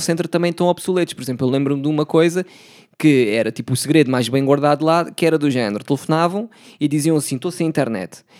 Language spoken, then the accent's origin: Portuguese; Setúbal, Portugal; also born or lived in Palmela; Nasci lá, yeah. passei grande parte também da minha infância lá